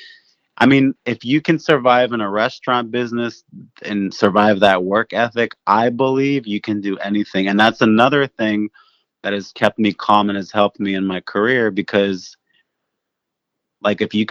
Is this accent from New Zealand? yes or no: no; Cincinnati, Ohio, United States; I grew up in Cincinnati, but my family's business was in Newport, Kentucky